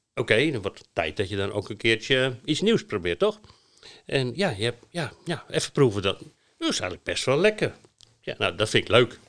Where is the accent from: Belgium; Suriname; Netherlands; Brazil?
Netherlands; moved away; wij als Hollanders